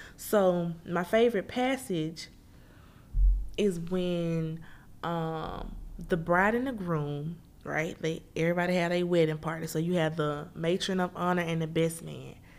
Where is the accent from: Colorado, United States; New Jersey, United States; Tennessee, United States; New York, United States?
Tennessee, United States; Memphis; moved away; I'm originally born and raised Memphis, Tennessee